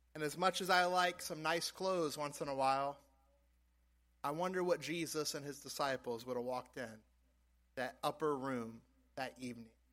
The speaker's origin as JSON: {"language": "English", "region": "South Louisiana", "country": "United States", "tie": "born or raised there", "moved": "yes", "said": "growing up in South Louisiana"}